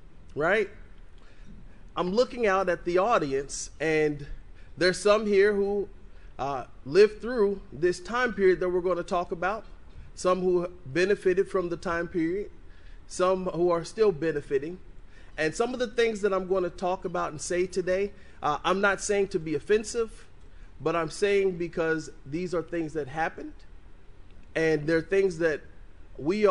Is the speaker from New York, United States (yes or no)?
no; Evansville, Indiana, United States; I'm an Evansville native. I was born and raised here in Evansville.